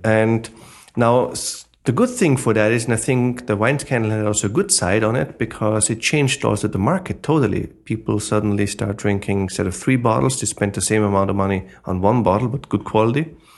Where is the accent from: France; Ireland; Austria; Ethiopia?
Austria; English is a second language; moved away as an adult; now in New York, United States; I'm originally from Austria, but, you know, now I'm eight years in America